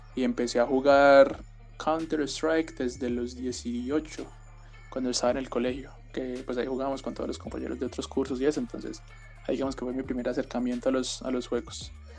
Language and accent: Spanish; Colombia; soy el único colombiano de este equipo